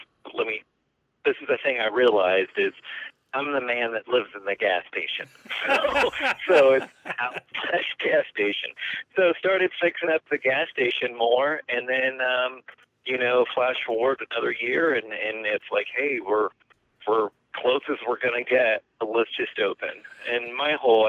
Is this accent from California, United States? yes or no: yes; California, United States; moved away as an adult; now in Kingman, United States; I'm from California originally and graduated UCSD sociology.